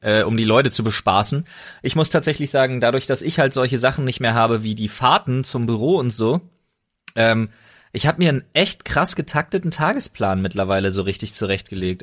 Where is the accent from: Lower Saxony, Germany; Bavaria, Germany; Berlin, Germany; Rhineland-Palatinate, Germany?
Berlin, Germany; moved away as an adult; now in Brandenburg, Germany; ich bin Berliner. Ja ich bin mit einer Brandenburgerin, gebürtigen Brandenburgerin verheiratet. Ich lebe in Brandenburg mittlerweile